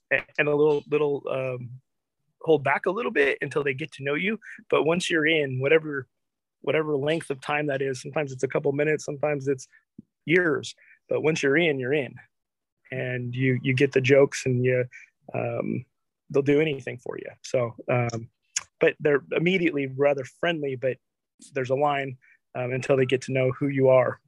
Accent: Olympia, Washington, United States; also born or lived in Aberdeen, Washington; I was originally from uh, born in Aberdeen, um, yes. and I grew up in Olympia

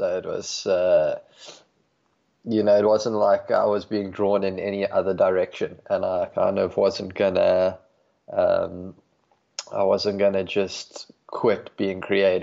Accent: Johannesburg, Gauteng, South Africa; moved away as an adult; also born or lived in Cape Town, South Africa; I grew up in Johannesburg and moved to Cape Town when I was 18

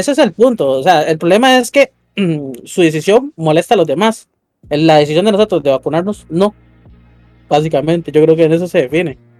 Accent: Costa Rica; Yo soy el …

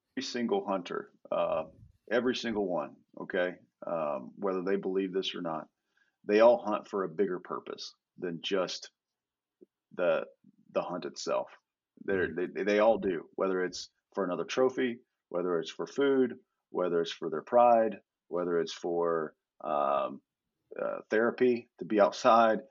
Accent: Indiana, United States; moved away as an adult; now in Texas, United States; I, grew up in Indiana

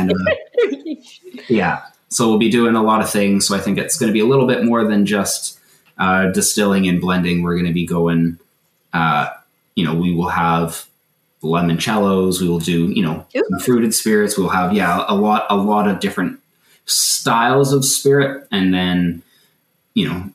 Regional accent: Canada; as a Canadian, kind of growing up with, the Canadian folklore

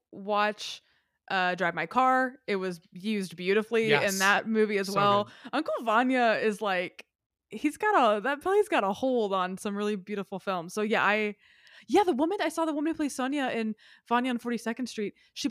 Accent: Tennessee, United States; Yes. I'm from Tennessee. I'm aware of the way that works.

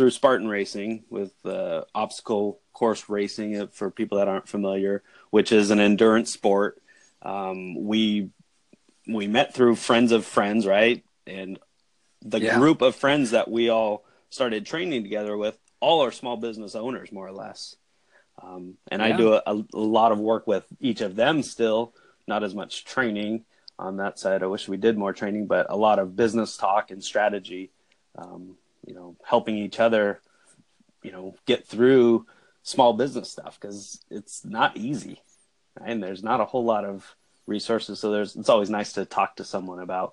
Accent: San Jose, California, United States; also born or lived in Davis, California; now in Salinas, United States; I grew up in the San Jose area, which is a big city

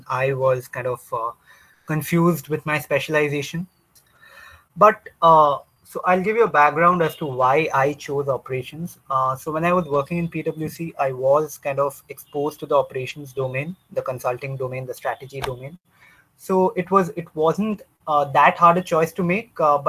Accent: Kolkata, West Bengal, India; moved away as an adult; also born or lived in Manipal / Pune; I'm from Calcutta. I've been born and brought up out here

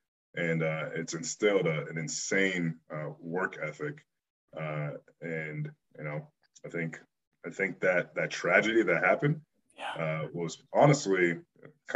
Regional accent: Bloomsburg, Pennsylvania, United States; also born or lived in Benin City, Nigeria; growing up in Bloomsburg, Pennsylvania was good

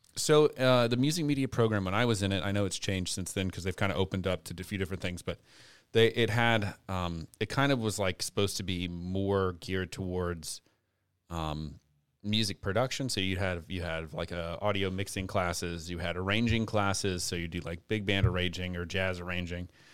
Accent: Lafayette, Louisiana, United States; now in Youngsville, United States; I'm originally from Lafayette. And, uh, uh, born and raised

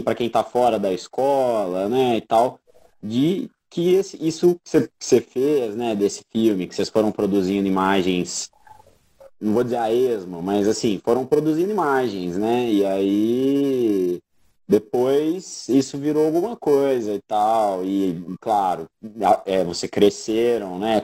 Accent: Brazil; a gente como bons brasileiros, latino-americanos

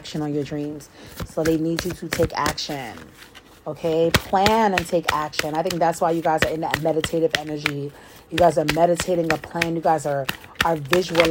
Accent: New York, United States; I'm from New York

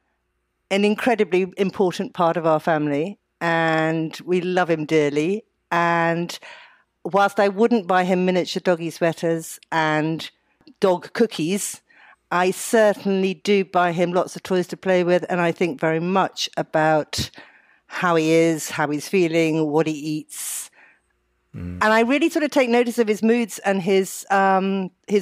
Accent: United Kingdom; I'm British

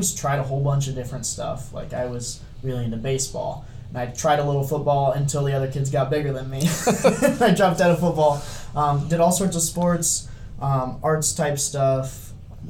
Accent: Marion, Iowa, United States; also born or lived in Cedar Rapids, Iowa; I was born in Cedar Rapids, and I grew up in Marion

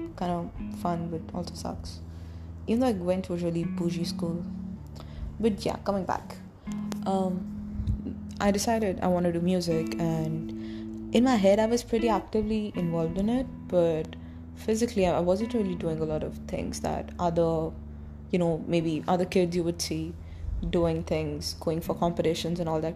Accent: Delhi, India; I'm from Delhi. India

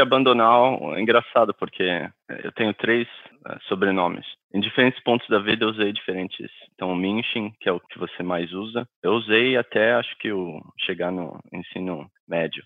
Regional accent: Brazil; moved away as an adult; now in United States; Eu saí com 26 anos do Brasil

